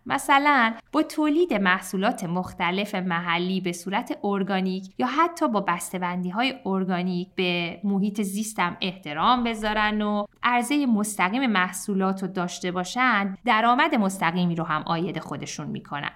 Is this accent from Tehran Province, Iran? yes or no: no; Shiraz, Fars, Iran; خود من که شیرازیم